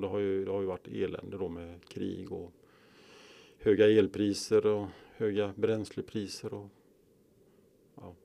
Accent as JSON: {"language": "Swedish", "town": "Kungälv", "region": "Västra Götaland", "country": "Sweden", "tie": "born or raised there", "moved": "as an adult", "lives_now": "Skaraborg, Sweden", "said": "Jag är uppväxt i Bohus, Nödinge, Kungälv, västkusten alltså"}